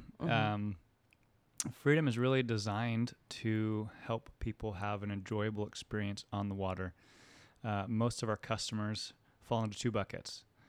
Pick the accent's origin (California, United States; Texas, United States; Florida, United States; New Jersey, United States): Florida, United States; Orlando; now in Houston, United States; From Orlando, Florida.